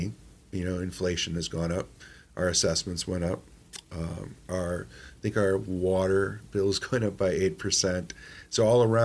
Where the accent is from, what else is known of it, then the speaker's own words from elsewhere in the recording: South Milwaukee, Wisconsin, United States; I am seeing more kids on the streets outside of Manistique Ave compared to when I was growing up.